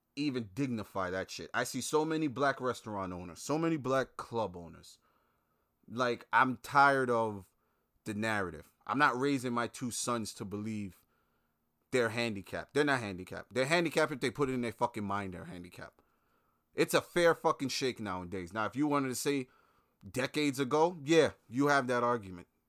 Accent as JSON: {"language": "English", "town": "Brooklyn", "region": "New York", "country": "United States", "tie": "born or raised there", "moved": "yes", "said": "growing up in Brooklyn"}